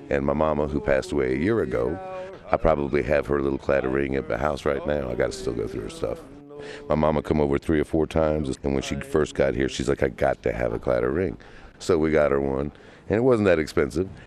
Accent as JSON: {"language": "English", "country": "Canada", "lives_now": "Galway, Ireland", "said": "I'm from Canada. I met my husband in Ireland, and we came back to Galway where he was living"}